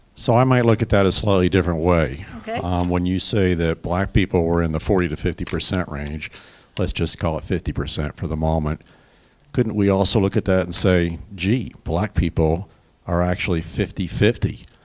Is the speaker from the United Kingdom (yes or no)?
no; South Africa; I grew up in South Africa